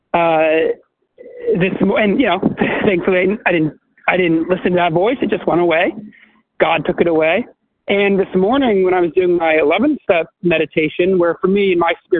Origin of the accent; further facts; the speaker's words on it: New York, United States; I was raised in New York.